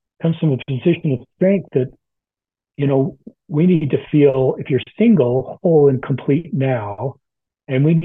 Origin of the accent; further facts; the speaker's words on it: Salt Lake City, Utah, United States; I grew up in Salt Lake City and everybody was the same. It was a wonderful upbringing in the 70s